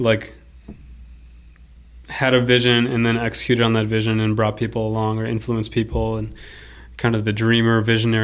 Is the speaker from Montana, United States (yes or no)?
no; Minnesota, United States; also born or lived in Paraguay; I feel like I was plucked from South America and came to Minnesota